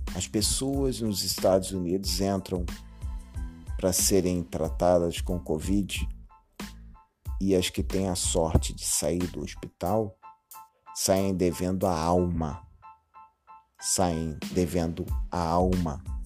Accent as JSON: {"language": "Portuguese", "country": "Brazil", "said": "como brasileiro"}